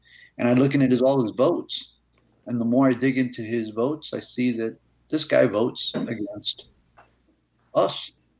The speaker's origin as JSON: {"language": "English", "region": "New York", "country": "United States", "lives_now": "Miami, United States", "said": "I'm originally from New York, like that guy over there, Andy Mattis. I came into Miami in the 70s"}